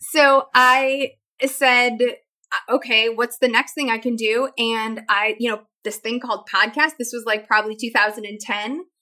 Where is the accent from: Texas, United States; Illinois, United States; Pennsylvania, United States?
Illinois, United States; Chicago; I grew up in Chicago